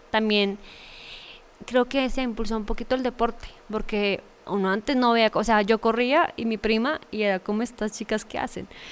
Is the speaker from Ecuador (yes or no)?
no; Fosca, Cundinamarca, Colombia; una oportunidad para en verdad hacer una carrera en mi pueblo